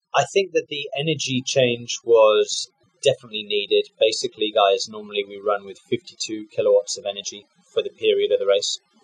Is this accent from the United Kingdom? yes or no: yes; United Kingdom; for Jaguar as a British driver